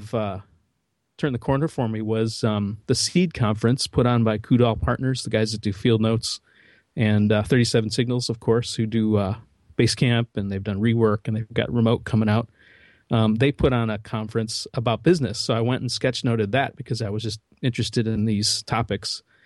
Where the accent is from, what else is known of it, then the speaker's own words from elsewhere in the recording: Midwest, United States; So I'm from the Midwest